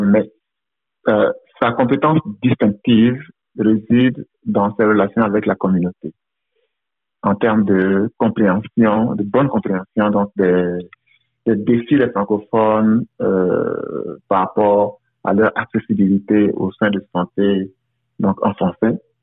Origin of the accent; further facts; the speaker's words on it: Côte d’Ivoire; moved away as an adult; also born or lived in United States / Windsor, Canada; now in Toronto, Canada; Je suis originaire de la Côte d'Ivoire où j'ai travaillé pendant plus de dix ans pour le gouvernement avant de m'envoler pour les États-Unis